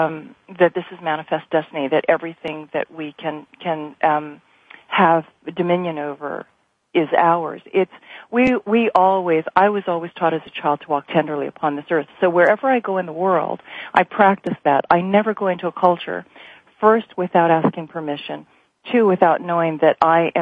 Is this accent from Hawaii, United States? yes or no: yes; Hawaii, United States; also born or lived in South Pacific; being Native Hawaiian growing up